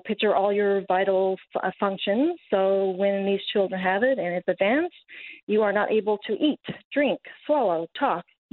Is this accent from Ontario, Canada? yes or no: no; Carbonear, Newfoundland and Labrador, Canada; Originally born and raised in Carbonear, Newfoundland.